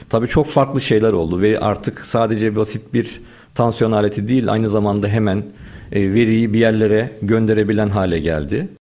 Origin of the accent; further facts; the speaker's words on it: Istanbul, Turkey; 1983 doğumluyum, İstanbul doğumluyum.